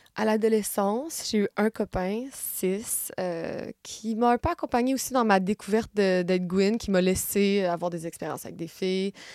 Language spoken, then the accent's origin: French; Gatineau, Quebec, Canada; moved away as an adult; also born or lived in San Francisco; now in Paris, France; Je suis née à Gatineau, c'est une petite ville à deux heures de Montréal